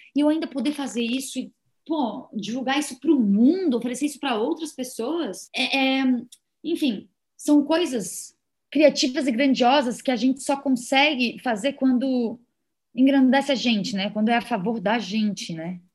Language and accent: Portuguese; Brazil; enquanto brasileiro